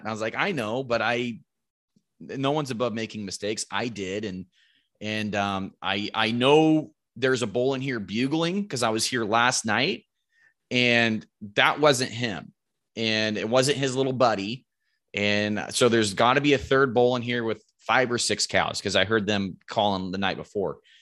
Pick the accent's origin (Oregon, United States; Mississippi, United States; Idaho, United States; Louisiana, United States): Oregon, United States; Roseburg; I'm from Roseburg, Oregon. Um, grown o, grown up here my whole life, lived here my whole life